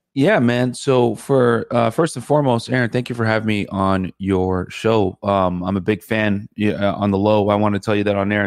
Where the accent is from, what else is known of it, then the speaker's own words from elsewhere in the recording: Connecticut, United States; My parents are from Sudan, and and uh, I grew up in Connecticut.